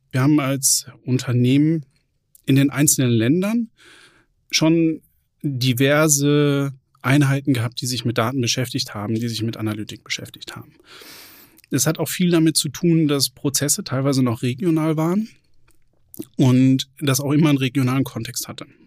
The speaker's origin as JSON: {"language": "German", "town": "Lüdenscheid", "region": "North Rhine-Westphalia", "country": "Germany", "tie": "born or raised there", "also_born_or_lived": "Bochum / Bonn / Kronberg", "moved": "as an adult", "said": "Ich bin gebürtiger Sauerländer, am Rande des Sauerlands, in Lüdenscheid geboren, bin da zur Schule gegangen"}